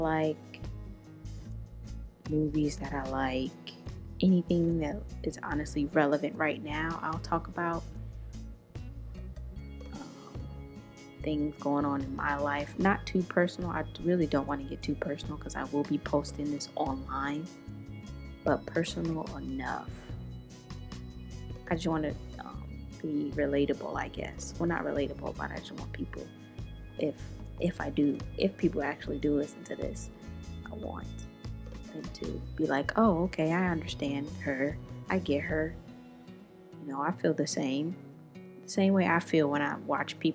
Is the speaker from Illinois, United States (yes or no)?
yes; Chicago, Illinois, United States; I'm from Chicago